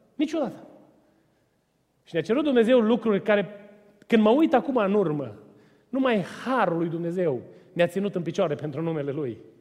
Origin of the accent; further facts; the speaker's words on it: Romania; Eu am crescut lângă Dunăre și am notat ca o broscuță de mic